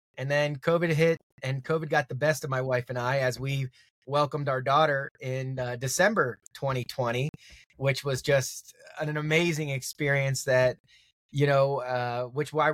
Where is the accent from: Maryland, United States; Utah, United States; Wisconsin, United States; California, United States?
Maryland, United States; moved away as an adult; also born or lived in Philadelphia / Brooklyn; I'm an East Coast cat, born and raised in Maryland.